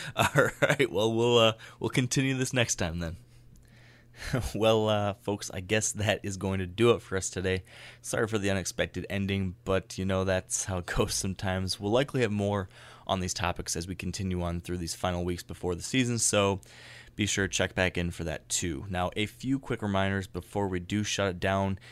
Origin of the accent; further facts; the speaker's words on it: Michigan, United States; here in my home state